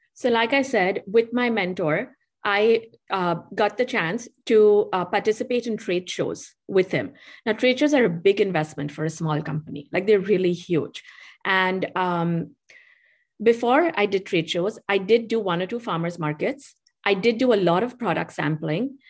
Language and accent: English; Mumbai, Maharashtra, India; accent: Indian; moved away; I grew up in Bombay, which is a very busy city.